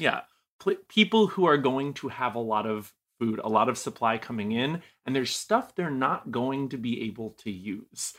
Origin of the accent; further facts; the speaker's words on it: New England, United States; moved away; I'm originally from New England